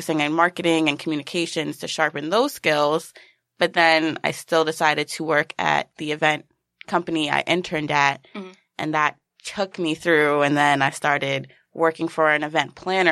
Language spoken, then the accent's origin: English; New York City, New York, United States; also born or lived in Philadelphia; I'm a Queensbred girl living in Queens again.